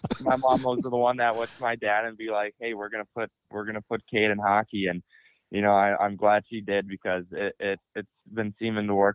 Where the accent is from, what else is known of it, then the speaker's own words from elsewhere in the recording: Lakeville, Minnesota, United States; going through the youth program here in Lakeville